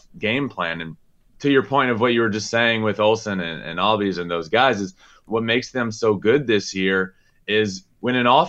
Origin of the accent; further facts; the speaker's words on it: Richmond, Virginia, United States; I grew up in Richmond, Virginia, 10 minutes from the Richmond Braves Stadium, went to a ton of those games.